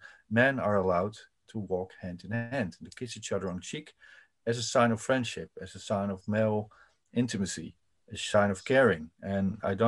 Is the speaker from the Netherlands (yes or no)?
yes; Netherlands; I'm from the Netherlands and it's a so-called liberal progressive country